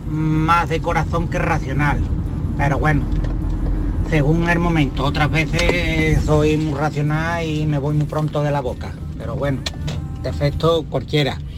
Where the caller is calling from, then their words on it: Málaga, Andalusia, Spain; Eh, Buenas tardes, Mariló … desde Málaga.